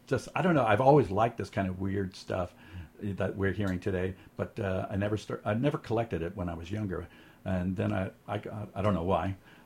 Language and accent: English; Pasadena, California, United States; moved away as an adult; now in San Francisco, United States; I'm from Pasadena originally, Southern California. I've moved up to San Francisco in 1988, so I've been here for quite a while. It's my home now. It's always been kind of my home.